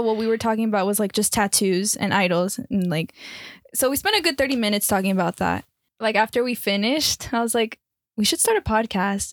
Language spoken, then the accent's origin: English; Miami, Florida, United States; moved away; born and raised in Miami, Florida, but my background is Colombian and Peruvian